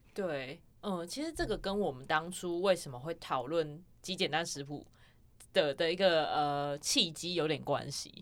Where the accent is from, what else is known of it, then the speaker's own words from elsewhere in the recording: Kaohsiung, Taiwan; 以前小时候在高雄